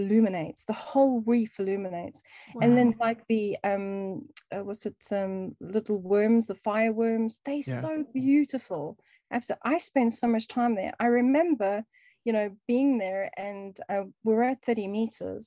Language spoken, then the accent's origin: English; Cape Town, Western Cape, South Africa; also born or lived in East London, South Africa; now in United Kingdom; we moved from Cape Town in South Africa.